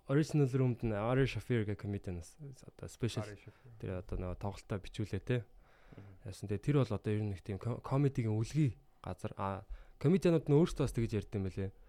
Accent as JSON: {"language": "Mongolian", "country": "Mongolia", "said": "би юм Монголоос ирсэн мэрсэн"}